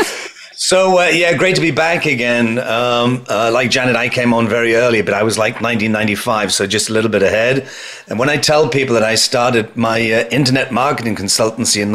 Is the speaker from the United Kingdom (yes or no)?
yes; United Kingdom; accent: British; moved away as an adult; now in New York, United States; I transferred my British accent into New York, which is where I am now